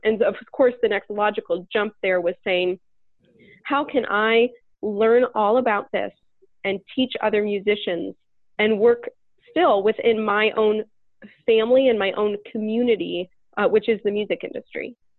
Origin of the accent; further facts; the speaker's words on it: Northeast Ohio, United States; moved away; I'm from Northeast Ohio. I'm I'm from where I am now